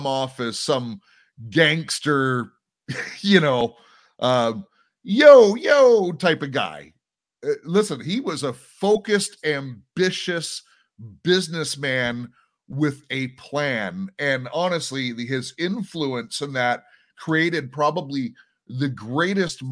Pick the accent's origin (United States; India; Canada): United States; Anaheim, California; also born or lived in Compton, California; we moved out of Compton into Anaheim when I was kindergarten age